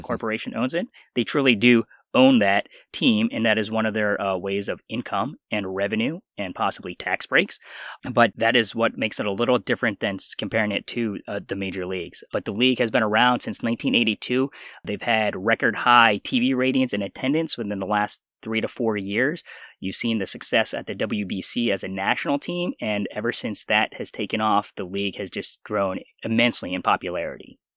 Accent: Pennsylvania, United States; also born or lived in South Korea; I was adopted from South Korea at the age of four months, and then I grew up in Pennsylvania

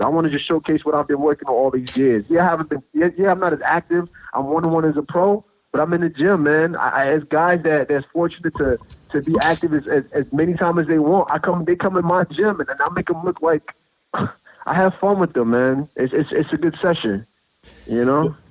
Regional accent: New Jersey, United States; moved away as an adult; also born or lived in Washington, D.C. area / Maryland; now in Tennessee, United States; I, I grew up in New Jersey

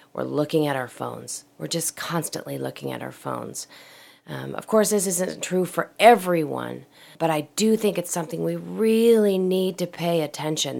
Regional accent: Portland, Oregon, United States; moved away; I was in my hometown of Portland, Oregon

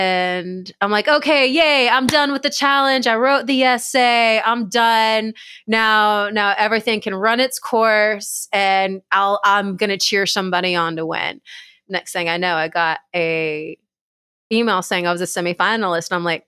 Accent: Dallas-Fort Worth, Texas, United States; now in Austin, United States; because I'm from the Dallas-Fort Worth area of Texas.

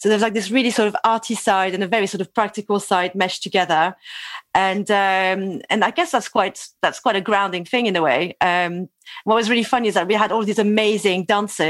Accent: Toulouse, Occitania, France; I'm French. I was born in Toulouse

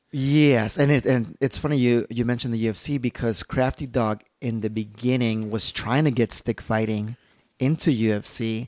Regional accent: Chicago, Illinois, United States; I'm from Chicago

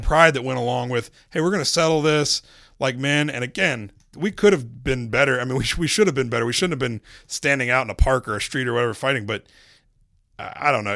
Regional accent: Charlotte, North Carolina, United States; I was from Charlotte

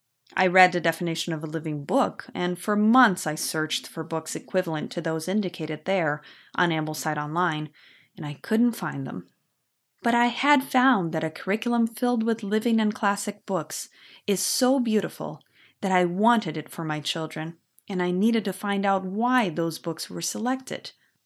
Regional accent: Brazil; born there; first language Portuguese; English is a second language; I live in Brazil. I was born here, so Portuguese is my mother language.

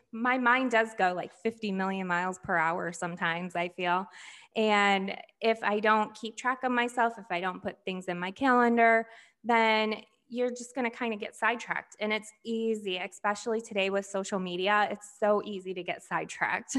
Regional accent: rural Michigan, United States; also born or lived in Flint, Michigan; then we moved to a rural area of Michigan, pretty much in the country, um, called Bertrand, Michigan.

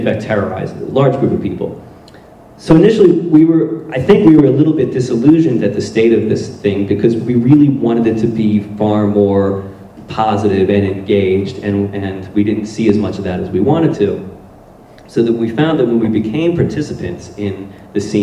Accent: Blackwood, New Jersey, United States; moved away as an adult; now in Philadelphia, United States; we grew up in Blackwood, New Jersey, which is sort of a blue-collar, working-class suburb of Philadelphia

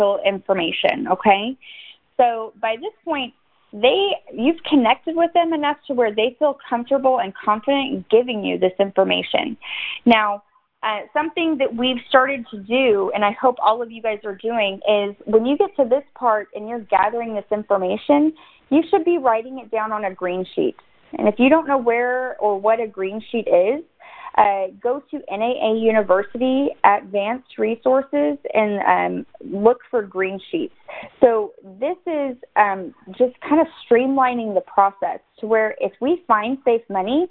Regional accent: Dallas, Texas, United States; I am from the Dallas area

